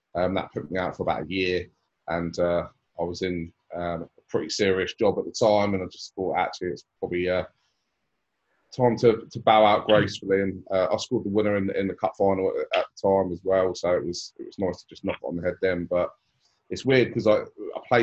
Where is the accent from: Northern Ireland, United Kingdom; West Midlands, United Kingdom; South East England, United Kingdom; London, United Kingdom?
South East England, United Kingdom; Portsmouth; I grew up in Portsmouth, in Cockner, and went to Cockner Junior School